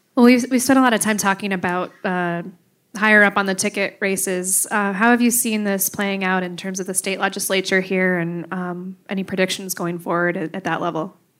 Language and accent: English; Marinette, Wisconsin, United States; I grew up in Marinette.